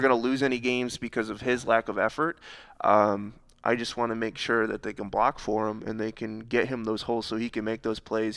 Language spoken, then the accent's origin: English; Harrison Township, Michigan, United States; I'm from Harrison Township